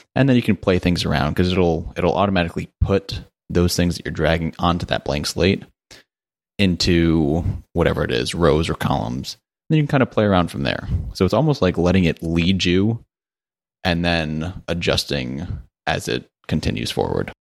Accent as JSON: {"language": "English", "region": "Connecticut", "country": "United States", "moved": "yes", "lives_now": "Charlotte, United States", "said": "I'm from Connecticut originally, which is not very exciting, but I live in Charlotte, North Carolina now"}